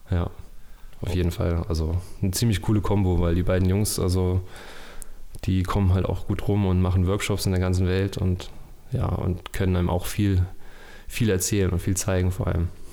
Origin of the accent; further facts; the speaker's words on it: Erfurt, Thuringia, Germany; Ich komme aus Erfurt und bin freiberuflicher Filmemacher